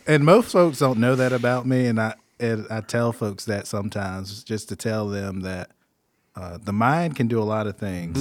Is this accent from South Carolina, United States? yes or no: yes; Greer, South Carolina, United States; I'm from Greer, born and raised, been there all my life.